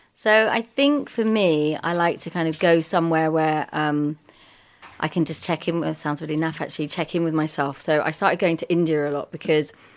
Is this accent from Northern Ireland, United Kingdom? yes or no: no; London, United Kingdom; I was born in Primrose Hill, and I've kind of moved in and out of the area